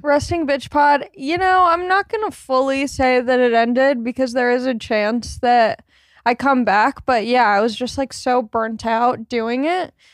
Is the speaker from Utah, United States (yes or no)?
no; Long Beach, California, United States; I grew up in Long Beach, California.